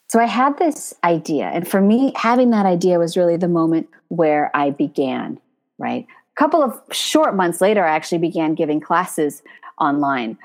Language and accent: English; United States; moved away as an adult; now in Paris, France; I'm American